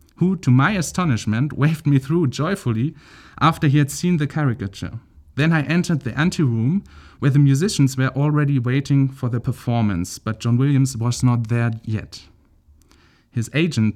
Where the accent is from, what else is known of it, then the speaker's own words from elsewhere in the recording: Celle, Lower Saxony, Germany; I'm originally from Celle near Hannover in northern Germany